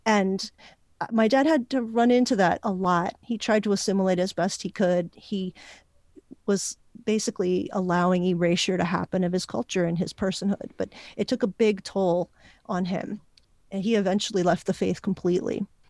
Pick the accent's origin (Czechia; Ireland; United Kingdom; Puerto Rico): Puerto Rico; first language Spanish and English; I was born in Puerto Rico, learned to speak Spanish and English at the same time